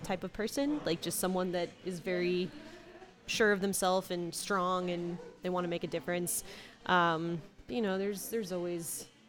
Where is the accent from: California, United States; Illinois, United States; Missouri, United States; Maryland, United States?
Missouri, United States; St. Louis; I'm from St. Louis. I went to Rosati Kane High School.